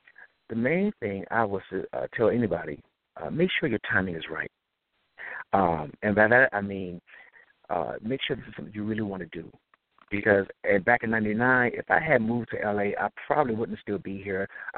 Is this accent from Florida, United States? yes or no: no; Detroit, Michigan, United States; Well, as you know, I'm from Detroit, Michigan.